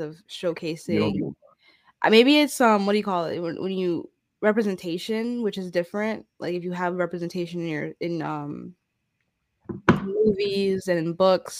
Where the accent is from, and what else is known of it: United States; also born or lived in the South (US)